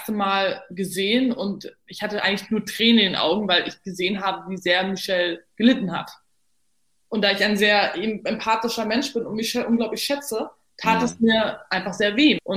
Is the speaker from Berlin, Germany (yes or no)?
yes; Berlin, Germany; waschechte Berlinerin. Dachte mir dann so ganz pragmatisch, naja, ist doch super, weil wenn ich dann nach Hause geschickt werde, habe ich es nicht so weit.